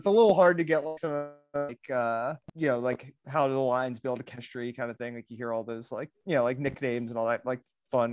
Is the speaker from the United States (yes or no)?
yes; Maryland, United States; now in South Florida, United States; I'm from Maryland. It's like sort of the Northeast